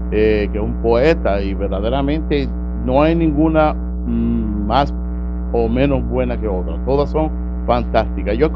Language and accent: Spanish; Utuado, Puerto Rico; Y por supuesto, yo soy aquí nacido y criado en Utuado, yo soy natural de Utuado.